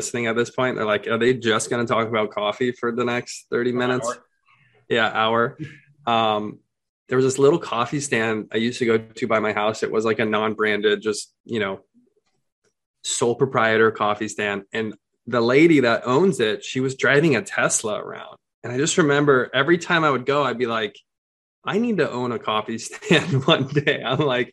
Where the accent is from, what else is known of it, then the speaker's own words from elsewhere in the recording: Phoenix, Arizona, United States; I grew up in Phoenix